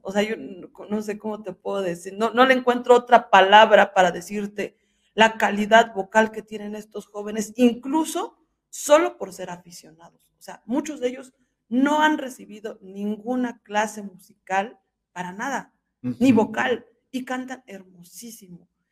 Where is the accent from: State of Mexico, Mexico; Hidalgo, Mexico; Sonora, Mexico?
Hidalgo, Mexico; soy del estado de Hidalgo